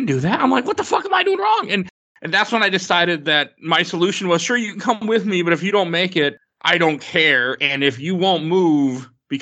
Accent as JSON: {"language": "English", "region": "Minnesota", "country": "United States", "said": "I'm normally from Minnesota"}